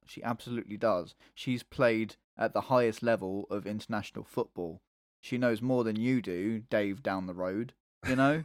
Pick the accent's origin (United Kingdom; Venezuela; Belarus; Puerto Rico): United Kingdom; England; I'm English